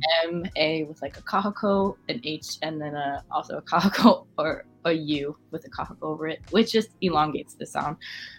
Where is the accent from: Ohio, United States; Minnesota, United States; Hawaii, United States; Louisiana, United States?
Hawaii, United States; because, like, I am indigenous from Hawaii, and, like, I am living here in ancestral homelands that are not my own